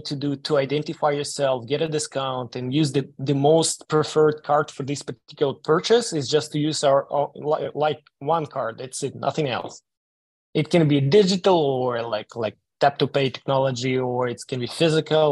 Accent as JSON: {"language": "English", "country": "Ukraine", "moved": "yes", "said": "I'm originally from Ukraine"}